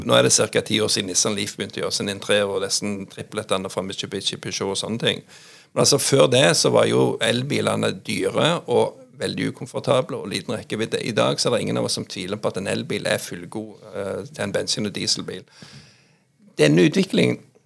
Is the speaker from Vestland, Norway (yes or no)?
no; Jæren, Rogaland, Norway; moved away as an adult; now in Oslo, Norway; jeg er jo òg mye hjemme på Jæren. altså jeg har vokst opp